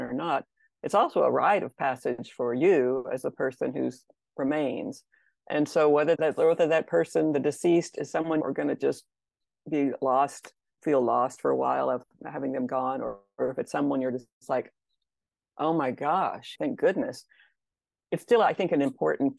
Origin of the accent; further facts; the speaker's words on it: Texas, United States; I grew up in Texas